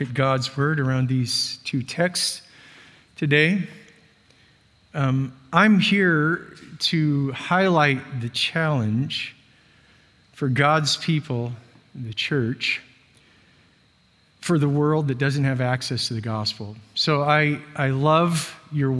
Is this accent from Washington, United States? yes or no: yes; Washington, United States; moved away; I'm from Washington State